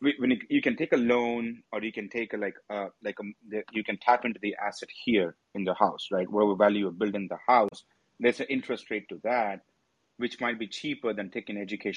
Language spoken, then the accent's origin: English; India; now in United States; I'm from India